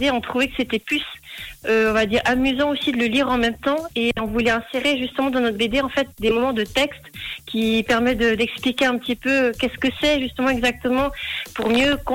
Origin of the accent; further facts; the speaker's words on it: Valais, Switzerland; donc je viens du canton du Valais.